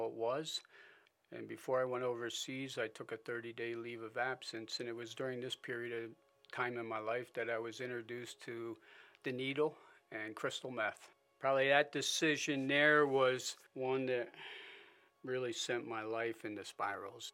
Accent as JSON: {"language": "English", "town": "Springville", "country": "United States", "tie": "born or raised there", "also_born_or_lived": "Philadelphia, Pennsylvania", "said": "I was born in Philadelphia to loving parents. My dad, around the age of five, decided to move out up into the country, so he bought a small 80-acre farm outside of Springville"}